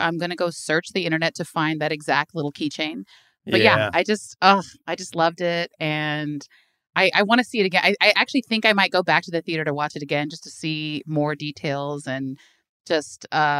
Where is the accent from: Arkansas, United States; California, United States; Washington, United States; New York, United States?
California, United States; Hayward; now in Oakland, United States; I'm an East Bay girl, so I'm from Hayward, but live in Oakland.